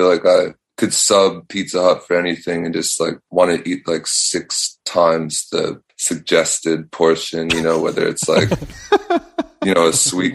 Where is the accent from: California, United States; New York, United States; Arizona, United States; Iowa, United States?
New York, United States; Pleasantville; now in New York City, United States; I'm from Pleasantville. It's like 45 minutes upstate